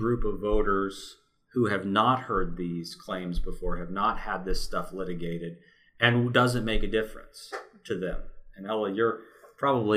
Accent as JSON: {"language": "English", "region": "Kansas", "country": "United States", "tie": "born or raised there", "moved": "yes", "lives_now": "New Hampshire, United States", "said": "my home state of Kansas"}